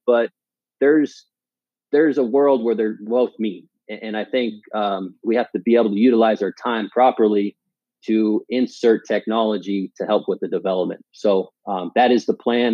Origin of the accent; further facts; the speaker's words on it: Palm Springs, California, United States; moved away as an adult; also born or lived in Washington; I grew up in the Palm Springs area. Went to high school there